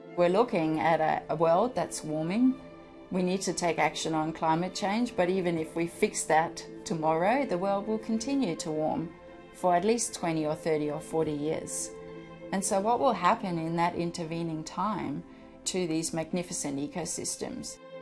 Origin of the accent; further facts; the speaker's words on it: Denmark; moved away as an adult; I'm from Denmark.